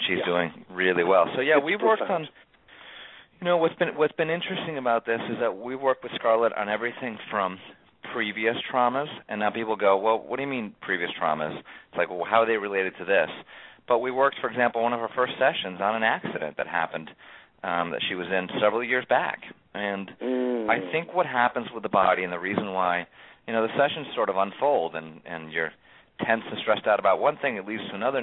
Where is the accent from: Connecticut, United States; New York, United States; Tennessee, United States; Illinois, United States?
Connecticut, United States; town next to Newtown; Grew up in the town right next to here